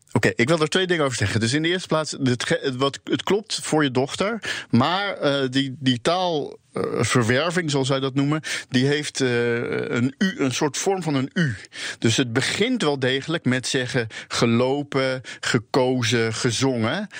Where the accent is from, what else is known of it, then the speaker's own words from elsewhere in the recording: Rotterdam, South Holland, Netherlands; first language Dutch; Ik kom zelf dus uit Rotterdam